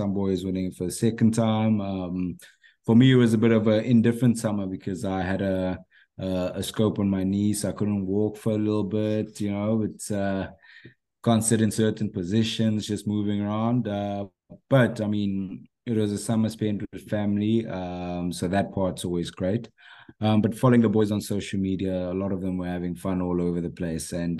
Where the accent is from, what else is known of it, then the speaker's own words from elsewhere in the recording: Bloemfontein, Free State, South Africa; also born or lived in Ghana; as I grew up in Bloemfontein